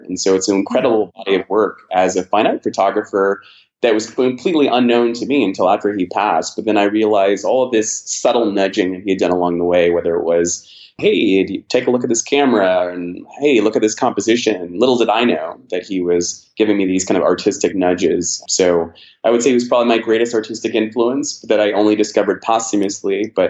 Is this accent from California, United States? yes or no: yes; San Diego, California, United States; born there; And so I think I can claim most of the United States with the exception of Hawaii, Alaska, and the Pacific Northwest. So I was, born in San Diego, California, Pacific Beach to be specific.